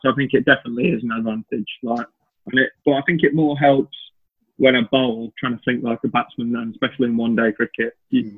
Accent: Chorley, North West England, United Kingdom; moved away as an adult; also born or lived in Derbyshire; I was obviously from Chorley, played club cricket Chorley and then Wigan and played for Lancashire age groups

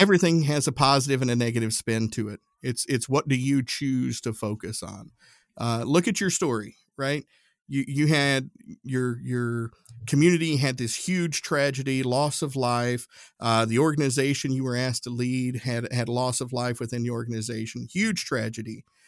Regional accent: Appalachian Mountains, Tennessee, United States; country boy from Tennessee. I grew up in the Appalachian Mountains

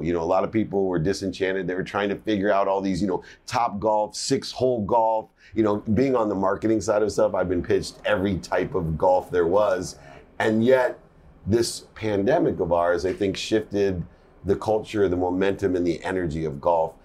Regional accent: San Diego, California, United States; I grew up in San Diego

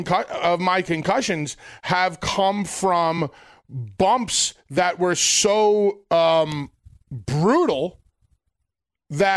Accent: New York, United States; I'm a New Yorker

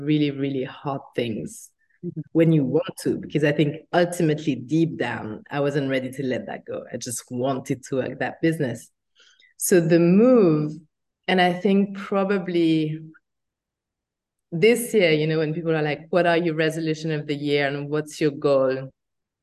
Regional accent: France; moved away as an adult; also born or lived in United States; by my accent, I was born in France and it wasn't easy in France

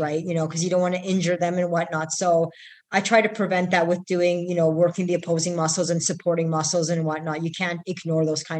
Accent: Canada; I come from Canada

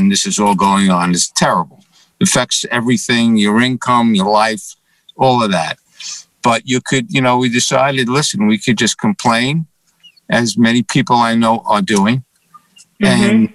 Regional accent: New York City, New York, United States; now in Scottsdale, United States; Born and raised originally from the Bronx and then Manhattan

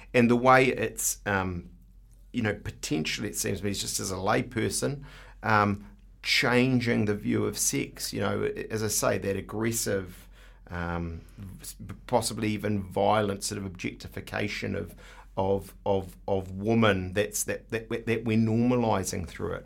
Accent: New Zealand; I'm such a Kiwi bloke

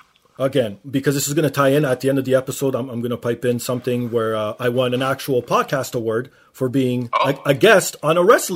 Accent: Canada; being Canadian

